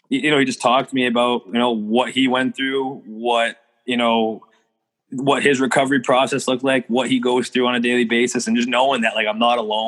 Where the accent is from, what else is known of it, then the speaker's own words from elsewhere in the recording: Mansfield, Massachusetts, United States; I'm from Mansfield, Massachusetts